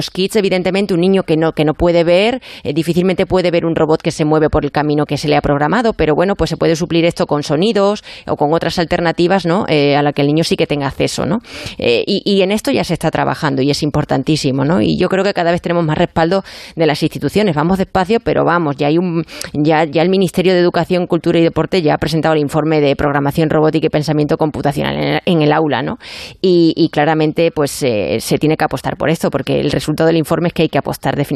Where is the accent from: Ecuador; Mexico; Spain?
Spain; Badajoz, Extremadura; Muy bonita mi tierra.